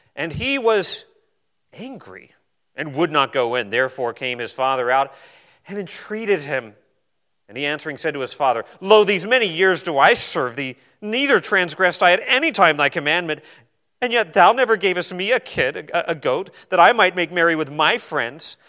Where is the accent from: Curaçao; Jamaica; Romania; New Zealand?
New Zealand; I was born in New Zealand